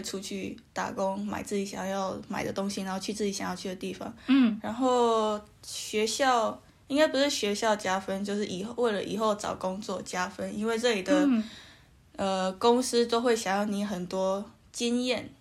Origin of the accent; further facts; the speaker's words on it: Canada; also born or lived in Taiwan; 我是在加拿大出生的台湾人，然后我现在是一个学生